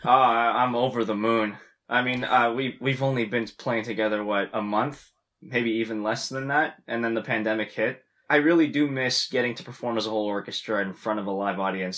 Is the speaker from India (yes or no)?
no; Ottawa, Ontario, Canada; moved away as an adult; also born or lived in Long Beach, California; now in London, United Kingdom; I'm from Canada